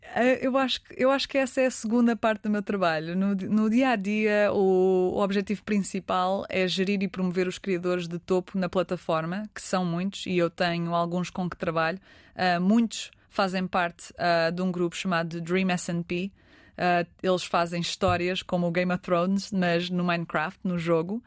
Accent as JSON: {"language": "Portuguese", "country": "Portugal", "moved": "yes", "lives_now": "Los Angeles, United States"}